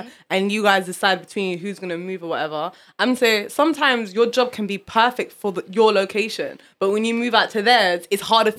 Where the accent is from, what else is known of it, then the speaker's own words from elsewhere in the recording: London, United Kingdom; I'm from Northwest, yeah